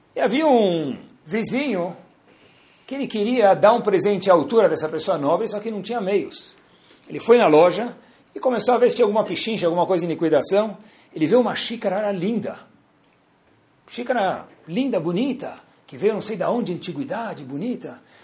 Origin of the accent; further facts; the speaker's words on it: Brazil; nós somos brasileiros